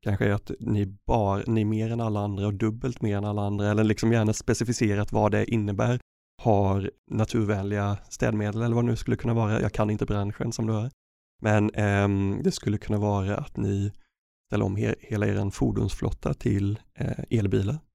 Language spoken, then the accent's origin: Swedish; Örebro, Örebro County, Sweden; I Örebro där jag kommer ifrån